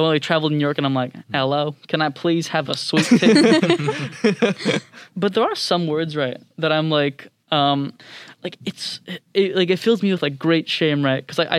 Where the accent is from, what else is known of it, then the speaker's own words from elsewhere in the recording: Singapore; now in United States; the moment I came from Singapore to America, right, I kind of just like dropped all preconceived notions